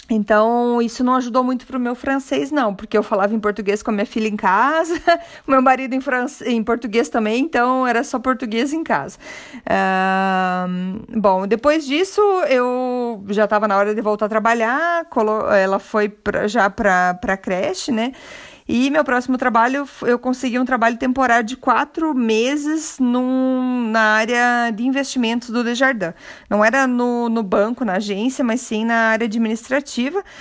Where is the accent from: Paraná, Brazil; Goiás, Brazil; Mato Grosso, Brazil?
Paraná, Brazil; Curitiba; accent: leite quente; moved away as an adult; now in Canada; moro no Canadá desde 2007, sou curitibana e por isso meu sotaque leite quente.